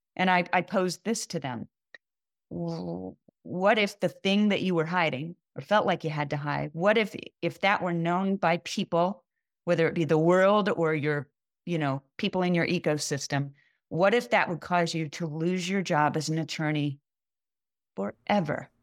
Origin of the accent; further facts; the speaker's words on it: Kansas City, United States; in Kansas City, my hometown